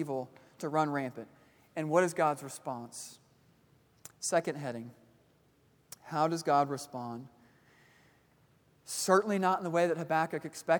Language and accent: English; Kansas City, Missouri, United States; moved away; I grew up in Kansas City, Missouri